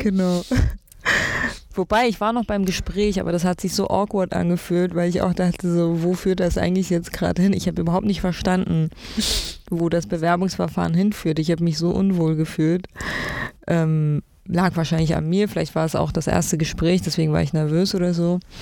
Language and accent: German; Berlin, Germany; also born or lived in East Frisia; zum größten Teil bin ich in Berlin aufgewachsen, in allen möglichen Bezirken